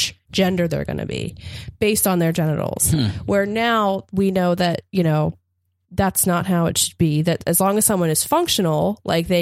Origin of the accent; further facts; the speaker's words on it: Appalachia, United States; I'm from Appalachia where like we would say they to mean one person